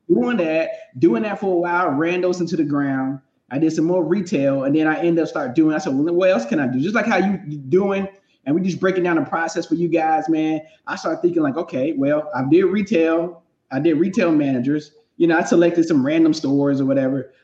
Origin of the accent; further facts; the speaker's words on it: North Carolina, United States; now in Los Angeles, United States; I'm from North Carolina, and so I'm you know from the South